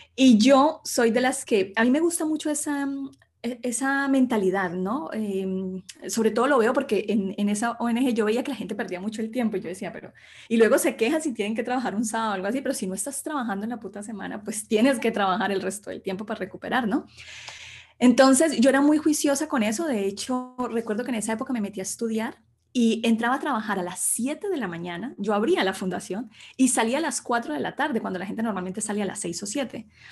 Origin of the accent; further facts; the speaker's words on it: Sevilla, Valle del Cauca, Colombia; moved away as an adult; also born or lived in Bogotá, Colombia; now in Spain; yo soy colombiana, nací en Colombia, en un pequeño pueblito que se llama Sevilla